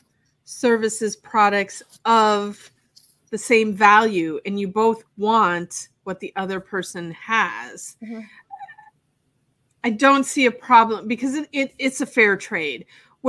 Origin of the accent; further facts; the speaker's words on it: Wisconsin, United States; now in Florida, United States; I'm a Midwesterner, grew up in Wisconsin, but I've been in Florida since 1994